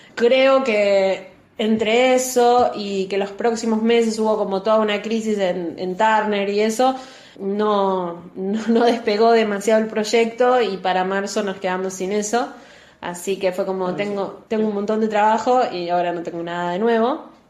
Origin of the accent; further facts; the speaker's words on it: Buenos Aires, Argentina; yo eh, soy de Capital